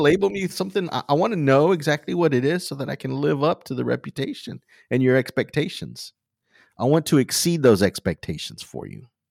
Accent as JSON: {"language": "English", "town": "Wharton", "region": "Texas", "country": "United States", "tie": "born or raised there", "also_born_or_lived": "League City, Texas", "said": "I was born and raised in Wharton, Texas"}